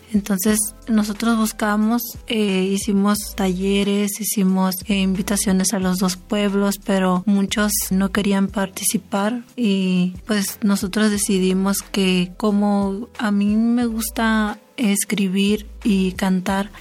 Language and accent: Spanish; El Desemboque, Sonora, Mexico; de Desemboque de los Seris